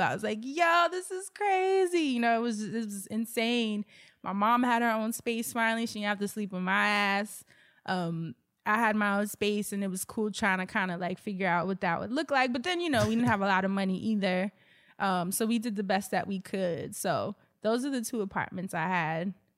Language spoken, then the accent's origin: English; New York, United States; I'm a New Yorker. I come from a single parent household